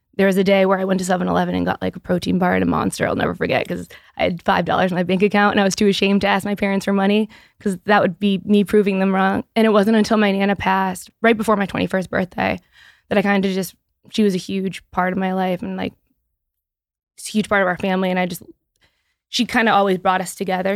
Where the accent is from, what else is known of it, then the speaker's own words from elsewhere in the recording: Easton, Massachusetts, United States; now my headquarters is in my hometown